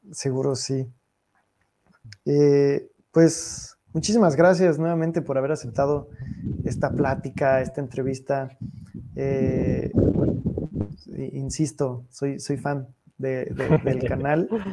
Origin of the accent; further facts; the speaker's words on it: Mexico City, Mexico; now in Paris, France; soy, de, Ciudad de México